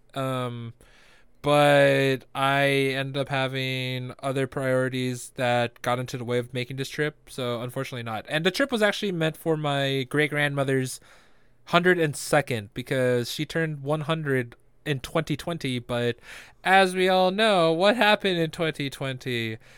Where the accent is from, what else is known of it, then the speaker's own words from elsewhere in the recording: Philippines; I'm Filipino